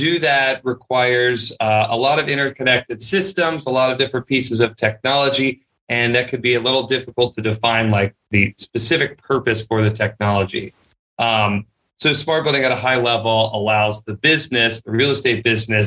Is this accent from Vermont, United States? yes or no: no; Charlotte, North Carolina, United States; also born or lived in Nashville, Tennessee / Chicago; I actually grew up here in Charlotte, North Carolina